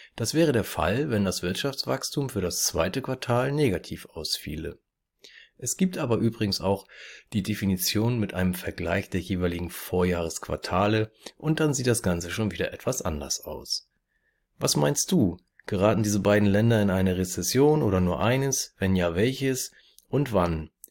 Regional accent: Germany; hier bei uns in Deutschland

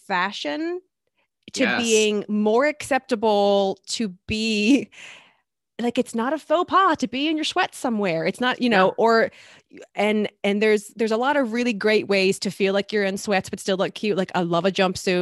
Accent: the South, United States; I grew up in the South

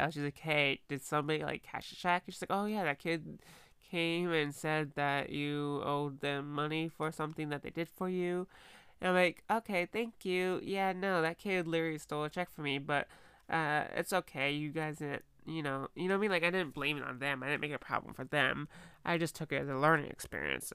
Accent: United States; I'm an American girl

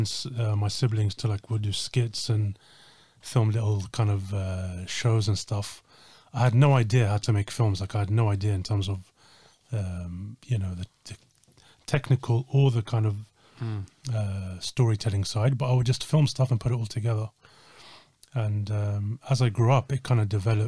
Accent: Slough, South East England, United Kingdom; I grew up in outside of London

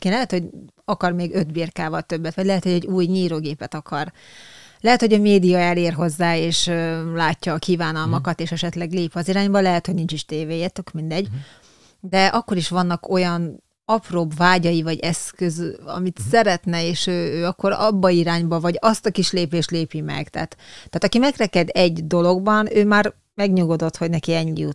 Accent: Hungary; also born or lived in Leninváros (Tiszaújváros), Borsod-Abaúj-Zemplén; falun hmm. nőttem fel utána, ugye Leninváros után

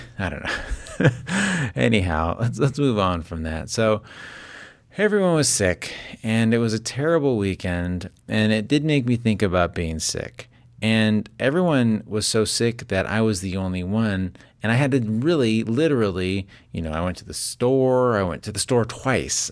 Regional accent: Las Vegas, Nevada, United States; now in Northern California, United States; I live in Northern California. I grew up in Las Vegas

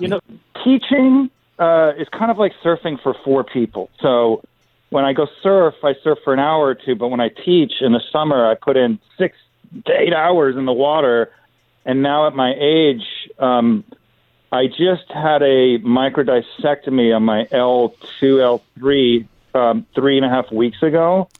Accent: Los Angeles, California, United States; I grew up in Los Angeles

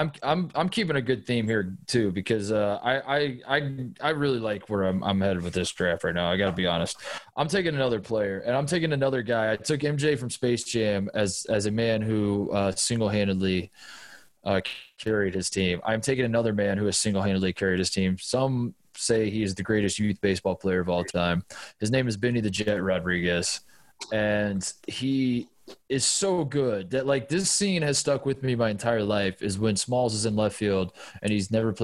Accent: Indiana, United States; I'm from Indiana

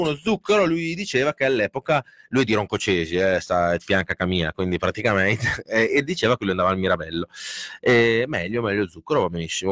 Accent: Reggio Emilia, Emilia-Romagna, Italy; a Reggio ce ne sono veramente pochi perché avete visto che è una città che è in continua evoluzione e stiamo perdendo le tradizioni, non c'è niente da fare, come il nostro dialetto

